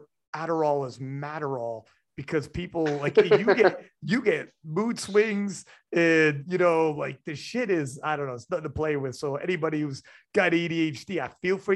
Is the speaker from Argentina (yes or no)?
no; Canada; I'm Canadian